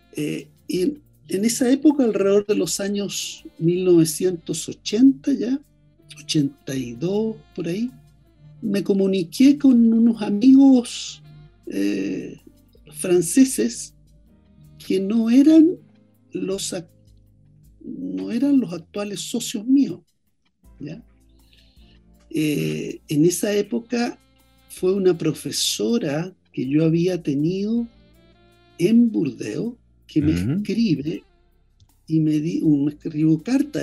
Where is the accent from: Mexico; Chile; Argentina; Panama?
Chile; Santiago, Santiago Metropolitan Region; yo nací en Santiago. Estudié en Santiago toda la vida